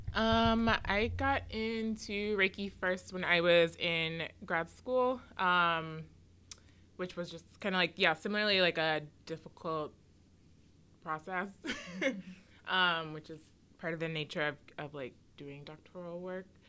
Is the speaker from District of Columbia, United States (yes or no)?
yes; Washington, District of Columbia, United States; I grew up on the East Coast. I'm from DC